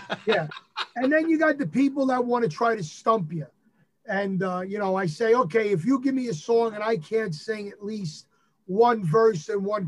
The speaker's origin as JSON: {"language": "English", "region": "New York", "country": "United States", "tie": "born or raised there", "accent": "New York", "said": "I am New York born and bred, very proud of it"}